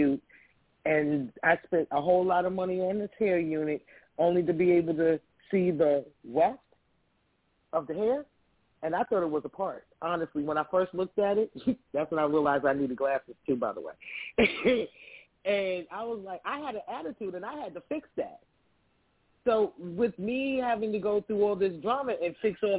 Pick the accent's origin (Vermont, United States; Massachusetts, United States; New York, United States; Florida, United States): New York, United States; Roosevelt; I actually am originally from Roosevelt, New York.